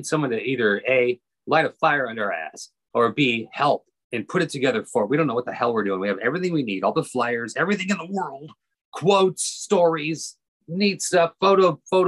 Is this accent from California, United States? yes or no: yes; Long Beach, California, United States; also born or lived in Hollywood; I was born in Long Beach, but after high school, I moved to Long Beach. I moved to Hollywood to pursue my dreams.